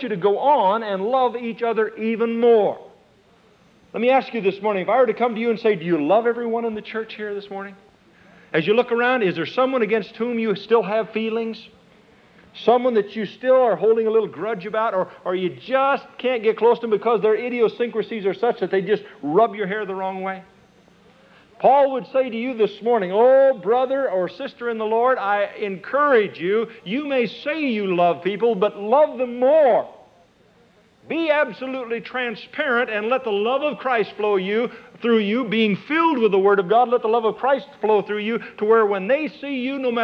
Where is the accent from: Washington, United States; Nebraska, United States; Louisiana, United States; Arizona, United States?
Nebraska, United States; moved away; I was born and raised in Nebraska